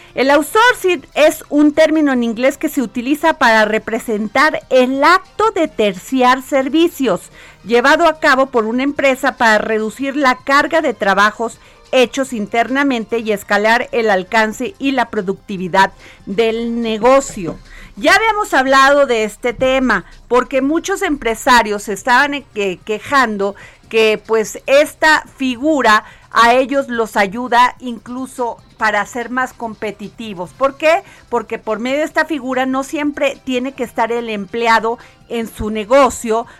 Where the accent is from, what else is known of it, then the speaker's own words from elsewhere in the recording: Coatzacoalcos, Veracruz, Mexico; moved away; Extraño mi tierra, extraño Coaxacualcos. Es una ciudad maravillosa. Sus habitantes son alegres, dicharacheros, pues divertidos como somos los veracruzanos